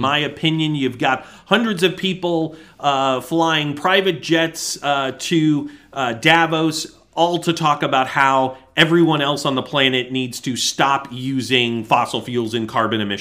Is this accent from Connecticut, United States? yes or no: yes; Connecticut, United States; my home state of Connecticut